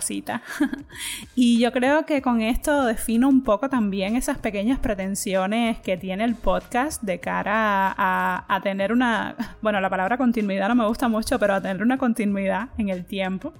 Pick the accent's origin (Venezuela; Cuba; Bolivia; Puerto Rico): Cuba; moved away as an adult; now in Spain; Yo soy de Cuba y llevo cinco años ya viviendo aquí en España